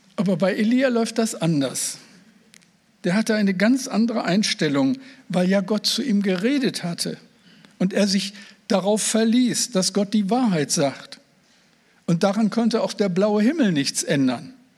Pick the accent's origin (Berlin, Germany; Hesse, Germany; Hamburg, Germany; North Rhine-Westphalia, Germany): North Rhine-Westphalia, Germany; Moers; now in Oldenburg, Germany; ich bin ja kein Nordlicht. Ich bin äh, im Ruhrgebiet, am Rande des Ruhrgebiets geboren, in Mörs am Niederrhein